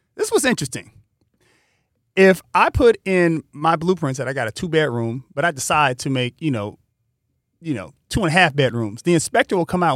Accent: Pasadena, California, United States; growing up in Pasadena, there are friends that I had that went to Poly

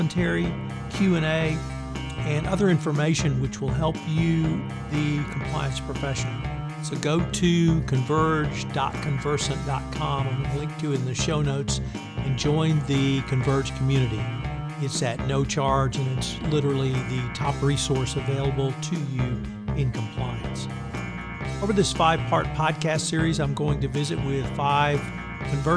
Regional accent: Houston, Texas, United States; my hometown of Houston, Texas

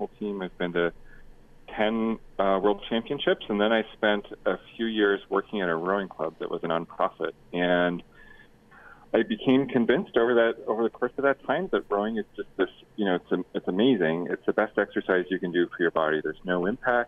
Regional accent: Canada; now in United States; So I'm Canadian, and I have my green card, and I coach for the U.S. national team.

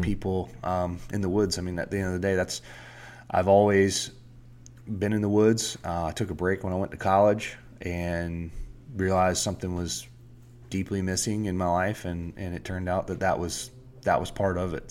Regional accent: South Georgia, United States; I grew up in South Georgia

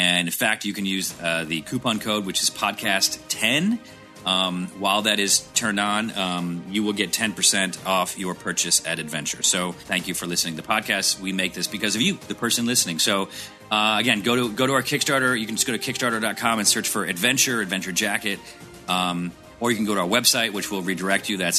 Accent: Syracuse, New York, United States; I grew up in Syracuse, and so when I tell people Syracuse, New York

